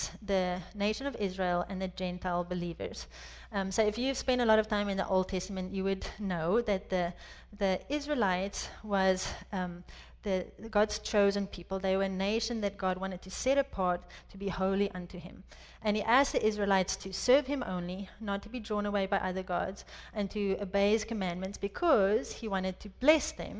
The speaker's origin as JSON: {"language": "English", "country": "South Africa", "tie": "born or raised there", "also_born_or_lived": "France", "moved": "as an adult", "lives_now": "United States", "said": "I was born and raised in South Africa"}